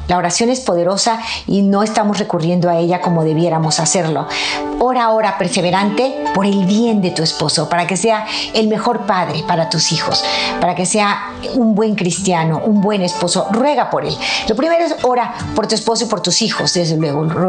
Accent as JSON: {"language": "Spanish", "country": "Mexico", "said": "mi país, México"}